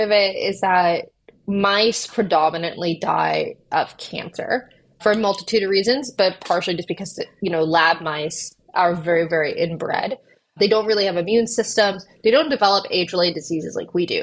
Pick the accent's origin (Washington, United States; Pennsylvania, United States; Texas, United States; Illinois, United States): Texas, United States; Austin; moved away as an adult; also born or lived in Oxford, United Kingdom / San Francisco; I grew up in Austin